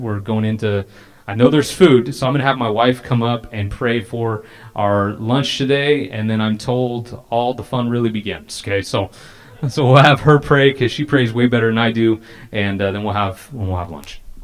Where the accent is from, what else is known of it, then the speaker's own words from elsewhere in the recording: California, United States; I'm from California